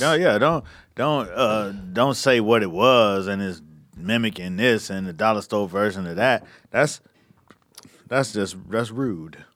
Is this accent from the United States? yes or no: yes; the South, United States; moved away as an adult; also born or lived in New York; I was from the South